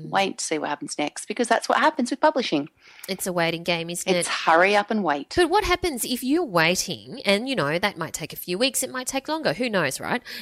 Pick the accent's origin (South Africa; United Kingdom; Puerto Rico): United Kingdom; accent: English; now in Qatar; I'm British, so you've got several corners of the world covered. The funny thing is that being such an avid listener and working my way through the back catalogue too, my English accent now has a very slight Aussie twang